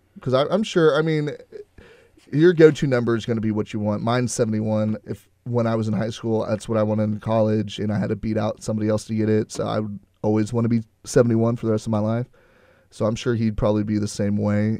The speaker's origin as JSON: {"language": "English", "town": "Houston", "region": "Texas", "country": "United States", "said": "I'm from Houston"}